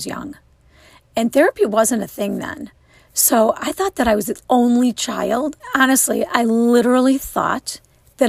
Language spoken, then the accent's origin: English; Wilmette, Illinois, United States; I grew up in the northern suburbs of Illinois